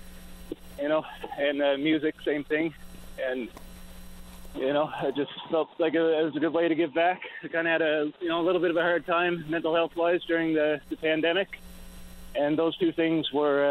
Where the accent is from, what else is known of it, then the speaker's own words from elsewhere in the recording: Wabush, Newfoundland and Labrador, Canada; also born or lived in Port Blandford, Bonavista Bay; I grew up in Wabash, so that's kind of like home